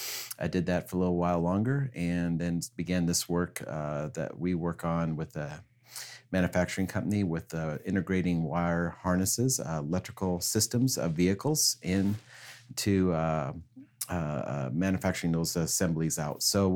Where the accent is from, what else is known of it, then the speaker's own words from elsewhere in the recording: Kansas, United States; also born or lived in British Columbia, Canada; so really, though I was born in British Columbia, Canada, I was really raised on a farm in Kansas with my grandparents.